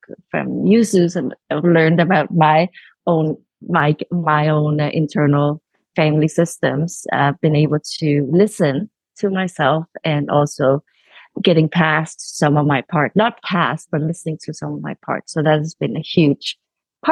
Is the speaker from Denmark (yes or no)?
yes; Copenhagen, Capital Region of Denmark, Denmark; moved away; I'm calling in from Copenhagen. This is sort of my where I originated.